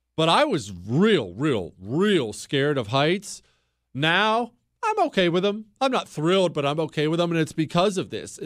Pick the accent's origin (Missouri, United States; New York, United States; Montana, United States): Montana, United States; Bozeman; I grew up in Bozeman, Montana. Uh, we moved there when I was 10 years old